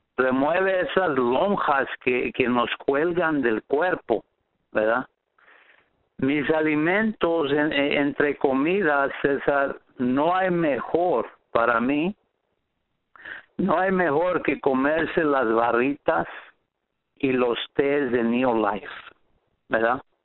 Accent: Riverside, California, United States; soy de Riverside, California

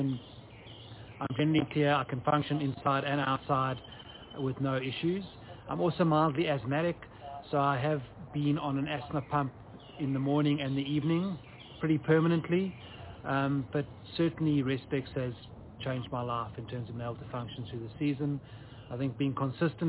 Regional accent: South Africa; moved away as an adult; now in Atlanta, United States; I've been living in the US for 2.5 years in Atlanta. I'm originally from South Africa

